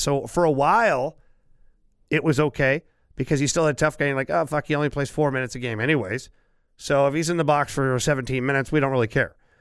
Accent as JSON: {"language": "English", "town": "Ottawa", "region": "Ontario", "country": "Canada", "tie": "born or raised there", "moved": "yes", "said": "that's my hometown"}